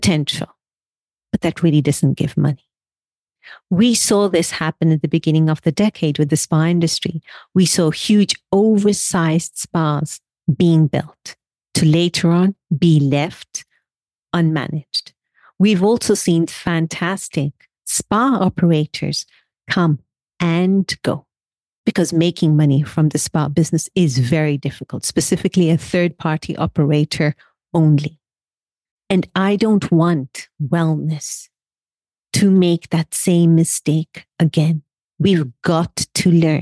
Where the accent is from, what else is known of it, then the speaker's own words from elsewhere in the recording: Kenya; also born or lived in India; I am from Kenya, originally from India